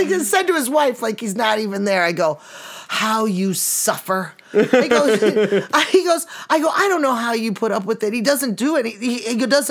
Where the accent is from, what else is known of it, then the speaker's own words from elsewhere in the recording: Chicago, Illinois, United States; I'm from Chicago